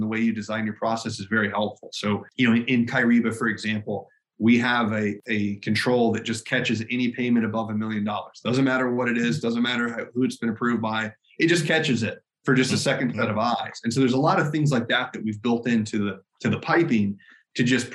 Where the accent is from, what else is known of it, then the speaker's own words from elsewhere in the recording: Alabama, United States; I'm from Alabama